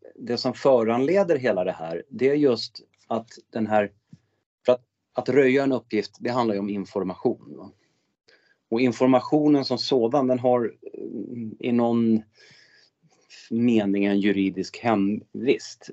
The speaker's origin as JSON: {"language": "Swedish", "town": "Örnsköldsvik", "region": "Västernorrland County", "country": "Sweden", "tie": "born or raised there", "said": "min hemkommun Örnsköldsvik"}